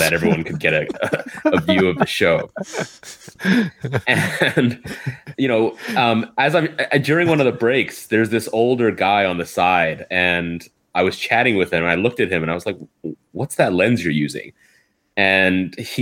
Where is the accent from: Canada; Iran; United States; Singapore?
Canada; now in Hong Kong; I'm from Canada.